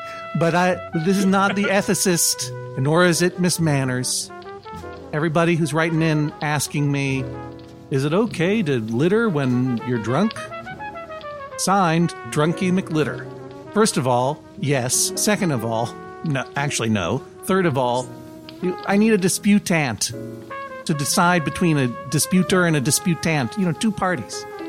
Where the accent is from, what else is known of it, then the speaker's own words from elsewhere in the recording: Brookline, Massachusetts, United States; moved away as an adult; now in Brooklyn, United States; I grew up in Brookline, Massachusetts.